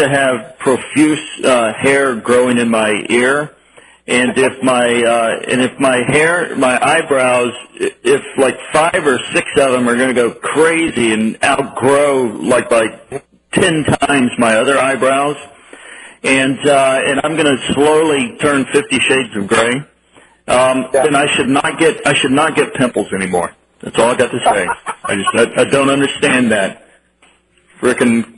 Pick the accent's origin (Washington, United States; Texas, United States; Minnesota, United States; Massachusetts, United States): Texas, United States; moved away as an adult; also born or lived in Miami, Florida; I'm a Texan, born and raised.